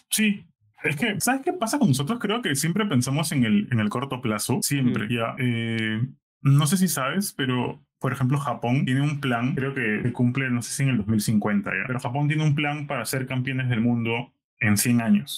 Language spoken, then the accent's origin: Spanish; Peru; moved away; decía que era de Perú